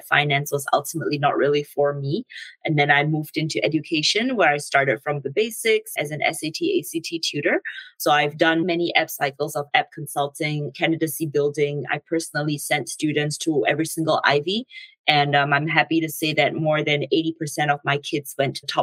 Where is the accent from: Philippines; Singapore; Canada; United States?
Singapore; moved away as an adult; I'm originally from Singapore